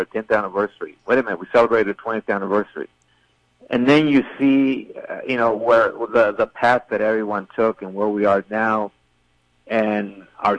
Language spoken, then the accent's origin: English; El Paso, Texas, United States; as a reporter and even as an El Pasoan